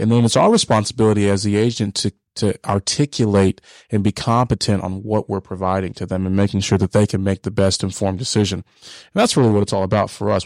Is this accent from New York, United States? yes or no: no; Hiram, Georgia, United States; also born or lived in Dallas, Texas; I grew up in Paulding County, uh, Hiram, Georgia